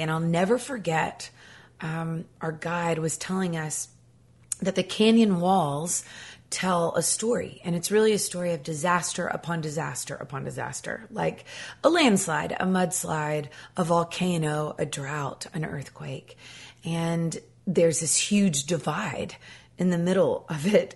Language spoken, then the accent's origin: English; Nashville, Tennessee, United States; I grew up here in Nashville Tennessee